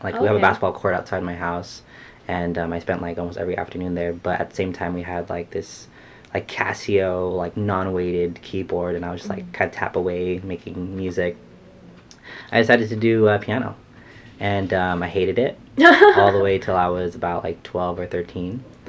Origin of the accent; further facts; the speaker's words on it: San Jose, California, United States; born and raised in San Jose. I'm a singer-songwriter, and I'm Filipino, full Filipino.